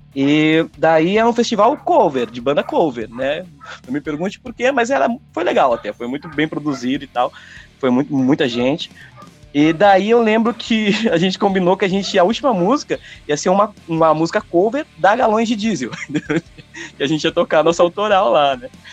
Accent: hometown in São Paulo state, Brazil; moved away as an adult; also born or lived in São Carlos / Brasília; eu tive vários projetos aqui na minha cidade natal, tal. Depois eu fui para São Carlos, uma cidade aqui também, em São Paulo

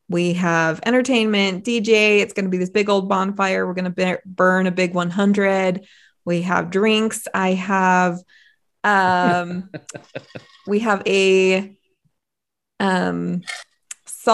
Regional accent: South Jordan, Utah, United States; also born or lived in Southern California; now in Ogden, United States; born in California, Southern California. Moved to Utah when I was about junior high and went to Bingham High. So grew up all in right. South Jordan.

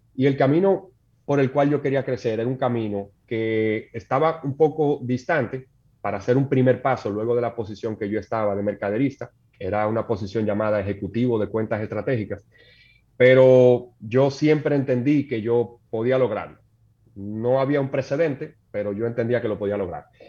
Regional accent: Santo Domingo, Distrito Nacional, Dominican Republic; Yo nací en Santo Domingo, mis padres también

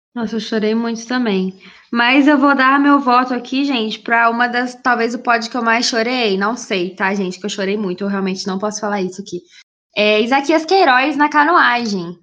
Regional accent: Brazil; eu sou brasileira

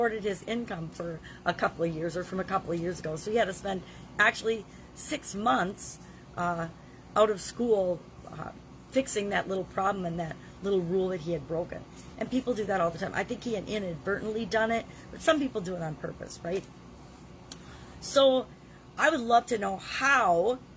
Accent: Midwest, United States; moved away; also born or lived in Dallas, Texas; Since I'm from the Midwest, one of the things we say all the time, "well, come on, you guys, let's go."

